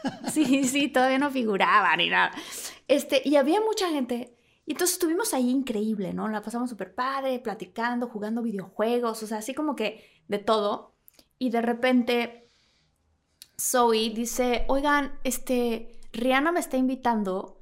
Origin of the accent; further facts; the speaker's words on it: Villahermosa, Tabasco, Mexico; moved away; yo que crecí en Villahermosa al lado de una laguna